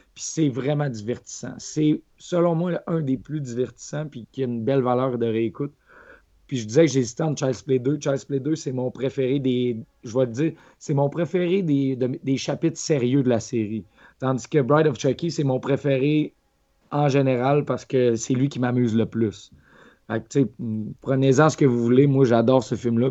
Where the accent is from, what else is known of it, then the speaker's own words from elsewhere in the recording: Quebec, Canada; Quand j'étais jeune, au Lac-Saint-Jean, où je restais